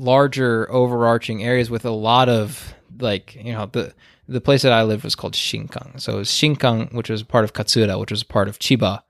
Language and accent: English; United States; being an American and growing up with the state system